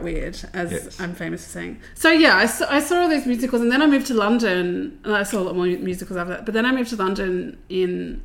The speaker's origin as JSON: {"language": "English", "town": "Sydney", "region": "New South Wales", "country": "Australia", "tie": "born or raised there", "said": "I grew up in southwestern Sydney"}